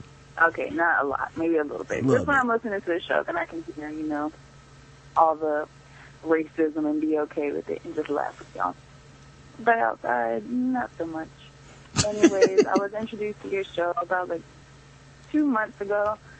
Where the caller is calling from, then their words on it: Greensboro, North Carolina, United States; I'm calling from Greensboro, North Carolina.